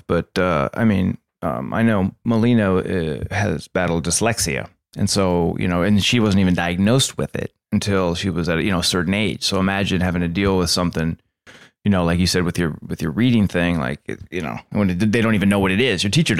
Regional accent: Santa Barbara, California, United States; also born or lived in Arizona; I moved home from Arizona and I was living back in Santa Barbara

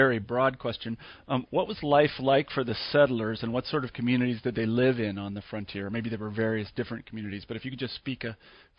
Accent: Kansas, United States; I grew up in Kansas

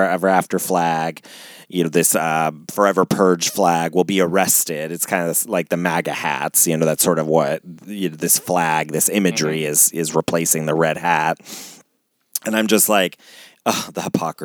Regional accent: Ohio, United States; I was born and raised in freaking Ohio.

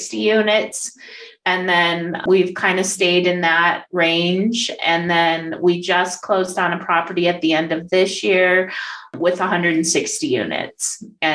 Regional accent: Denver, Colorado, United States; I'm from Denver, Colorado, and I am a real estate syndicator and capital raiser.

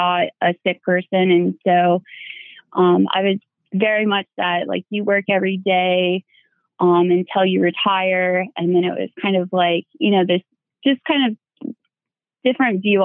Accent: Iowa, United States; I'm from Iowa

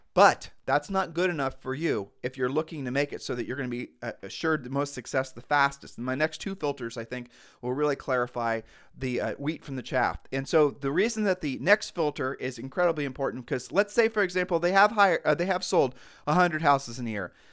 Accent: Ohio, United States; we're just from Ohio

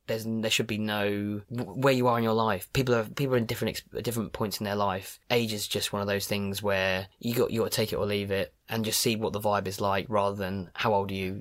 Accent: Cambridge, East of England, United Kingdom; now in London, United Kingdom; I'm originally from Cambridge

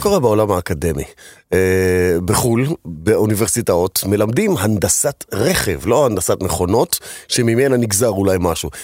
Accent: Israel; כי כולנו גדלנו פה

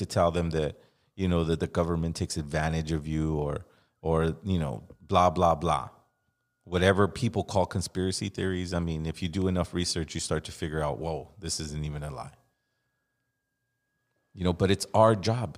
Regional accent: Los Angeles, California, United States; I'm from Los Angeles

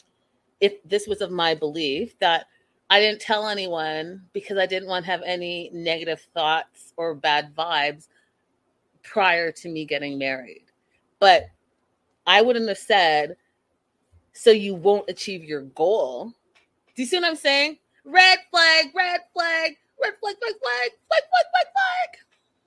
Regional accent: Canada; I'm Canadian.

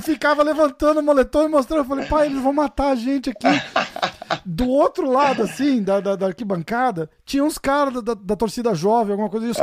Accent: Brazil

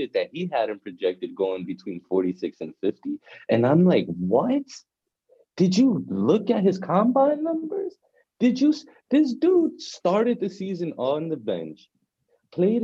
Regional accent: New York City, New York, United States; I'm from the Bronx

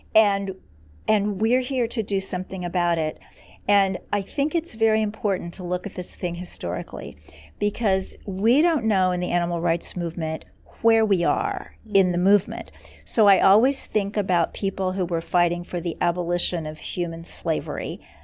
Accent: Kansas City, Missouri, United States; moved away; my hometown of Kansas City, Missouri

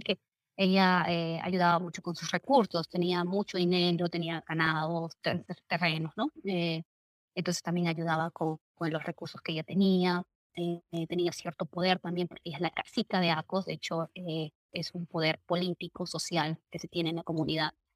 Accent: Lima Provinces, Peru; yo no soy de Lima eh, metropolitana, Lima provincias

